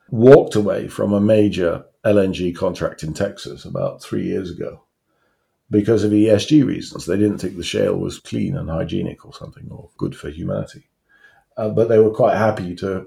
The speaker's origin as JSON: {"language": "English", "town": "Newcastle upon Tyne", "region": "North East England", "country": "United Kingdom", "tie": "born or raised there", "moved": "yes", "lives_now": "Hampshire, United Kingdom", "said": "I'm a Geordie, I come from Newcastle, and when I was growing up, I grew up in a coal town"}